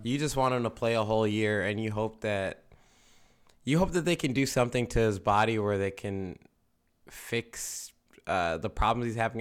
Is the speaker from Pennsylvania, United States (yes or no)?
yes; Philadelphia, Pennsylvania, United States; we would say we're from Philadelphia